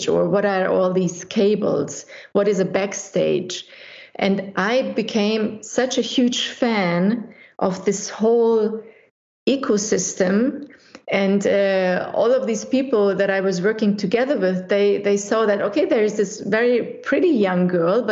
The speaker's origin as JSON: {"language": "English", "town": "Munich", "region": "Bavaria", "country": "Germany", "tie": "born or raised there", "also_born_or_lived": "Budapest, Hungary", "second_language": "English", "moved": "yes", "lives_now": "St. Gallen, Switzerland", "said": "I was born in Budapest. But when I was 6 years old, my family decided to leave the communist Hungary back in those days and to escape to Western Europe and to start a new life. And because of that, we ended up in Germany, in Munich. And I grew up in Munich and I learned fluently German"}